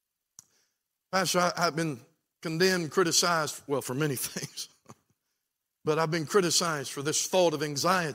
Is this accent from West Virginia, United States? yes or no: yes; Beckley, West Virginia, United States; I'm from Beckley.